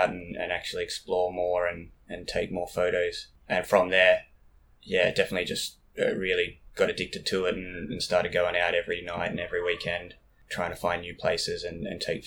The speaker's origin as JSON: {"language": "English", "town": "Bendigo", "region": "Victoria", "country": "Australia", "also_born_or_lived": "Melbourne, Australia", "moved": "as an adult", "lives_now": "Japan", "said": "I'm from Bendigo, but I was living in Melbourne for probably 5-6 years before I came to Japan."}